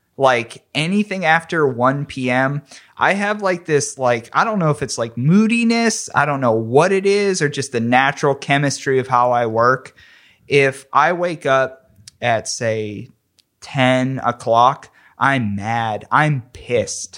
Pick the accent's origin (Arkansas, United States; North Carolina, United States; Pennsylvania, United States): Pennsylvania, United States; McKeesport; I grew up in McKeesport, P